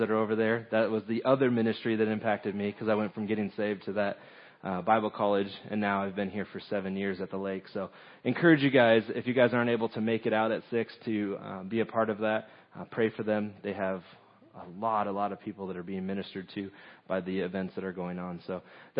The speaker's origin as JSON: {"language": "English", "region": "Southern California", "country": "United States", "moved": "yes", "said": "I'm originally from Southern California"}